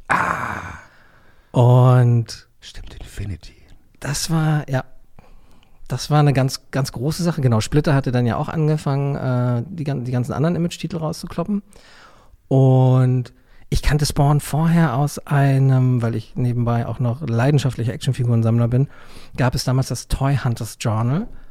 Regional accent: Neubrandenburg, Mecklenburg-Vorpommern, Germany; in meiner Heimatstadt, in Neubrandenburg

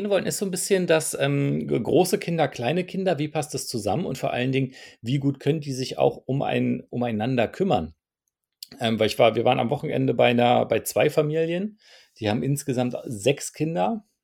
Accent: Heidelberg, Baden-Württemberg, Germany; ich bin aus Heidelberg.

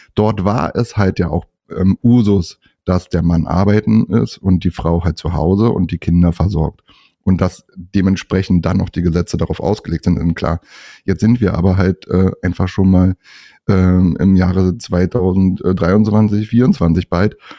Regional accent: north of Berlin, Brandenburg, Germany; komme auch nördlich von Berlin

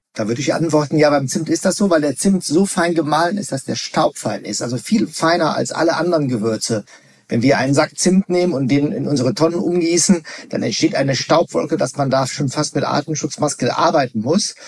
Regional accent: Rhineland, Germany; bei uns im Rheinland

